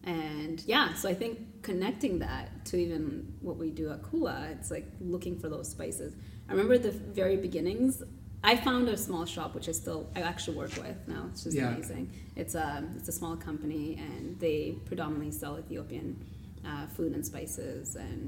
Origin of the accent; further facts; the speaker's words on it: Toronto, Ontario, Canada; moved away as an adult; So 5 years ago, I moved from Toronto. My experience living there for 20 years was that accessibility. And it took, I think it's timing. You know, mm-hmm. I grew up there, so I also learned where to go, which neighborhoods.